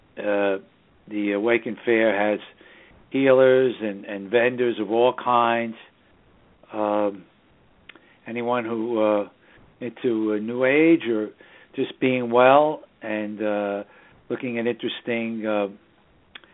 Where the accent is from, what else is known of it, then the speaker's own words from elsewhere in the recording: New York City, New York, United States; the northern suburbs of New York City, my hometown